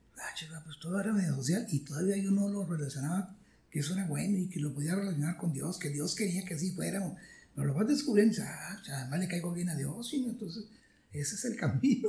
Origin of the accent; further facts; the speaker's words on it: Santa Catarina, Nuevo León, Mexico; also born or lived in Monterrey; yo nací en Monterrey, en lo que hoy se llama San Jerónimo, pero por, ahí nací, pero era, Monterrey. Y de ahí nos fuimos como Santa Catarina, a La Fama, Nuevo León, a La Leona, Nuevo León. Y entonces, pues ahí me la pasé, una niñez mucho, muy agradable